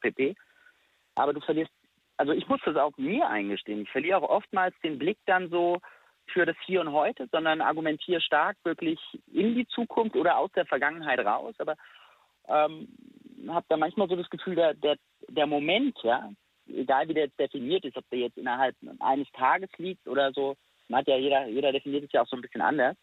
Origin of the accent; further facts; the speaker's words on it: Friedberg, Hesse, Germany; also born or lived in Stuttgart; ich bin in Friedberg geboren relativ nah bei Frankfurt, bin dort auch aufgewachsen.